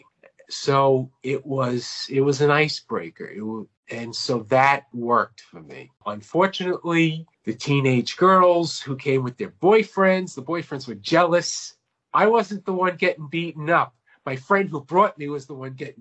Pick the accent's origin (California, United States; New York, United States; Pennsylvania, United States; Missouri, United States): New York, United States; Long Island; moved away as an adult; now in Myrtle Beach, United States; I'm from Long Island, New York, born and raised